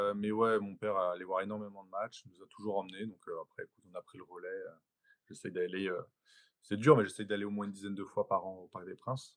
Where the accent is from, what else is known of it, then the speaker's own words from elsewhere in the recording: Paris, Île-de-France, France; c'est le, club de, ma ville. J'ai toujours grandi là-dedans